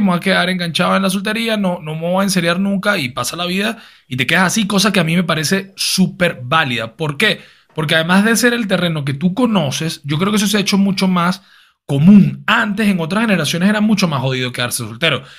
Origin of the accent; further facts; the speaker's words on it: Caracas, Capital District, Venezuela; nosotros que nos criamos en Venezuela, en Caracas, los colegios son católicos